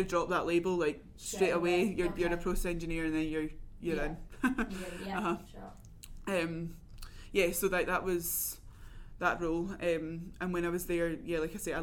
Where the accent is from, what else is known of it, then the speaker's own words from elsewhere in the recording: Glasgow, Scotland, United Kingdom; also born or lived in Newcastle; now in Reading, United Kingdom; I'm from Glasgow originally